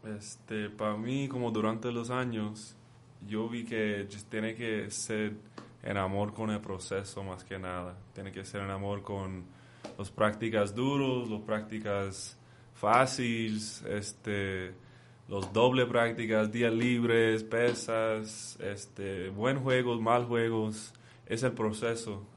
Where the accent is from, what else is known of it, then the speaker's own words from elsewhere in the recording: Oxnard, California, United States; moved away as an adult; now in Mexico; yo me nací en, en Oxnard, California.